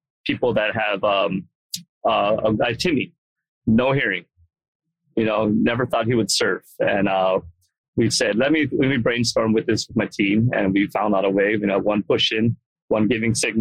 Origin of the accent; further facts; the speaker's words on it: Hawaii, United States; moved away; I grew up in Hawaii